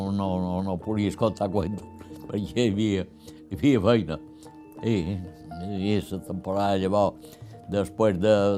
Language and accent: Catalan; Felanitx, Balearic Islands, Spain; quan ja som de Felanitx, eh, teníem una casa a Felanitx